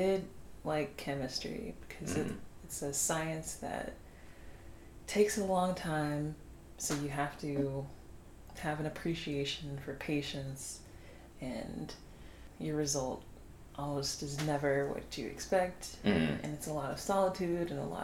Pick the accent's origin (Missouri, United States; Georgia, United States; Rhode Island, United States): Georgia, United States; Savannah; I was born and raised in Savannah, Georgia